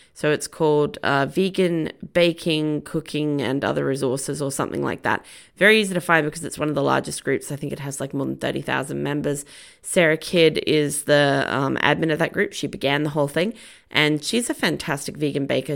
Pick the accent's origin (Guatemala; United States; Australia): Australia; I am Australian